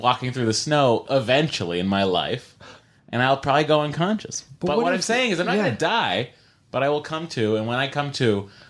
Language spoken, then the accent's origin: English; Lowell, Massachusetts, United States; born or raised there